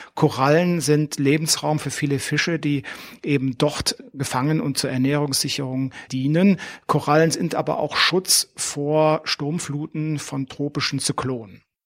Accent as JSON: {"language": "German", "country": "Germany", "said": "Bei uns in Deutschland"}